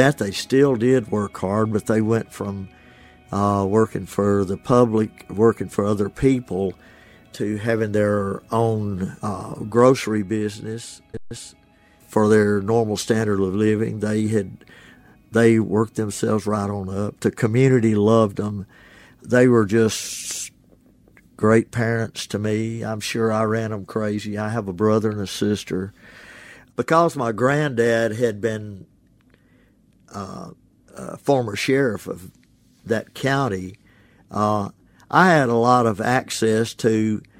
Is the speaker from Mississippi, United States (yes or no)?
yes; Ashland, Mississippi, United States; now in Oxford, United States; My hometown is Ashland, Mississippi